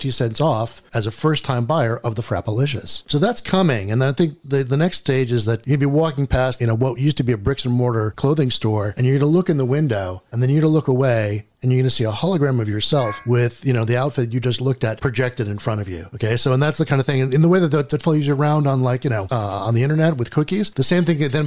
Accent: United States; as an American

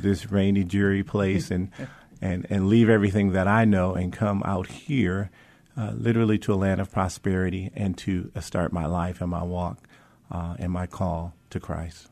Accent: Mount Clemens, Michigan, United States; moved away; grew up in the suburbs of Detroit, little city called Mount Clemens

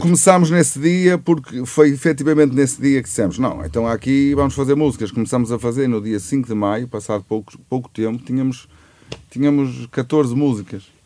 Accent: Santa Maria de Lamas, Aveiro District, Portugal; somos orgulhosamente do Porto, Santa Maria de Lamas.

